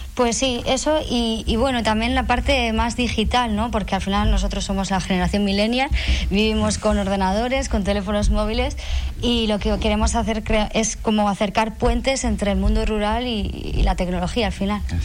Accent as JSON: {"language": "Spanish", "region": "Basque Country", "country": "Spain", "moved": "as an adult", "lives_now": "Fuerteventura, Spain", "said": "Y nosotros somos del País Vasco, entonces hemos venido a un sitio totalmente diferente"}